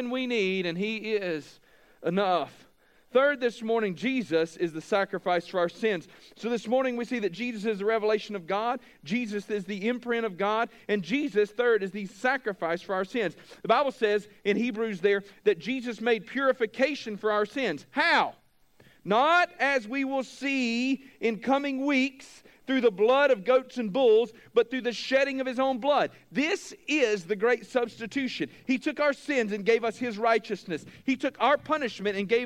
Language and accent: English; United States; we as Americans, as American evangelicals